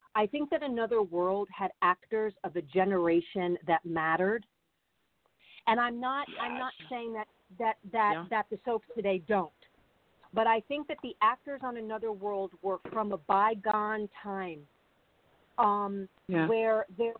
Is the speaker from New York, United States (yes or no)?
yes; Long Island, New York, United States; also born or lived in Connecticut; I grew up in Long Island